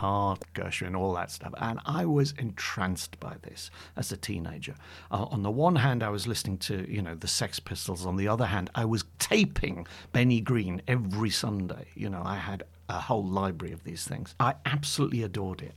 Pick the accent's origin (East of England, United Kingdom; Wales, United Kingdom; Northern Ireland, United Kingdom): East of England, United Kingdom; Bury St Edmunds; also born or lived in Newcastle upon Tyne / Warwickshire / London; in my hometown in Bury Saint Edmunds.